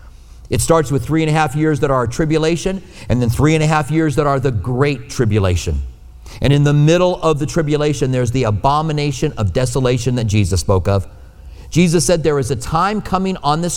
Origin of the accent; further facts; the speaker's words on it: United States; I'm an American